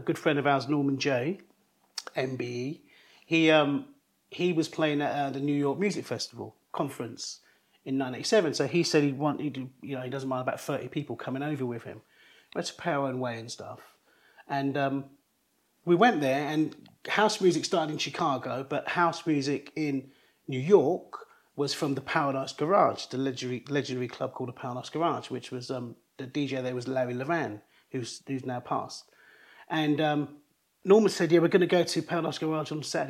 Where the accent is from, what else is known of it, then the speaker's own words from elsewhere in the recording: London, United Kingdom; we're from East London, Forest Gate in East London.